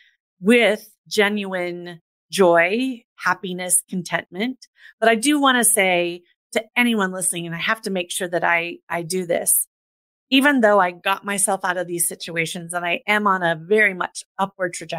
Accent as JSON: {"language": "English", "town": "Des Moines", "region": "Iowa", "country": "United States", "tie": "born or raised there", "said": "I grew up in the mid 80s in the middle of the United States"}